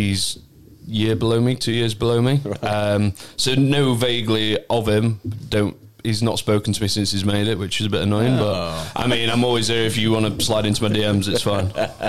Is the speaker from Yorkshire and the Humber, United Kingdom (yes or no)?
yes; Doncaster, Yorkshire and the Humber, United Kingdom; also born or lived in London; now in Bristol, United Kingdom; I'm from Doncaster